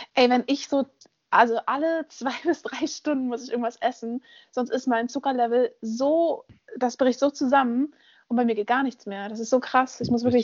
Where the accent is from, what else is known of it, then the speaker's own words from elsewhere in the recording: Berlin, Germany; Ich bin in Berlin aufgewachsen